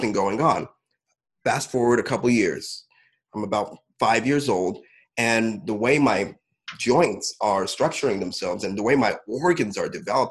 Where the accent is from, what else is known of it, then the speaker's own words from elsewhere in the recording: Champaign, Illinois, United States; I was born in Champaign, Illinois, in a relatively small town over here.